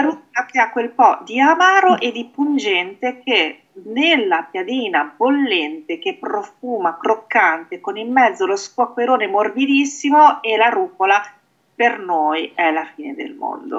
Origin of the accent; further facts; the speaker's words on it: Emilia-Romagna, Italy; io sono romagnola